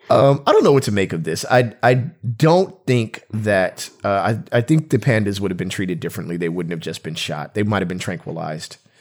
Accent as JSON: {"language": "English", "country": "United States", "said": "we're American"}